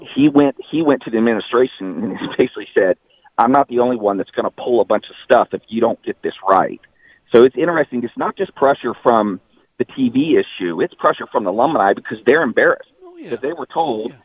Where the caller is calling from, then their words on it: Charlotte, North Carolina, United States; I'm calling from Charlotte